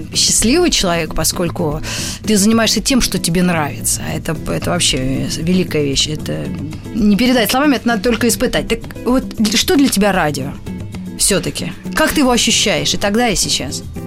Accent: Moscow, Russia; я была в Москве, там и родилась

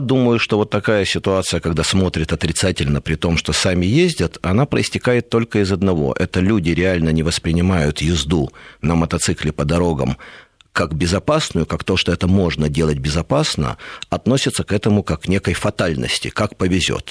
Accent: Kyiv, Ukraine; moved away; also born or lived in Moscow; я вырос не в Москве, а в Киеве, рядом с мотозаводом.

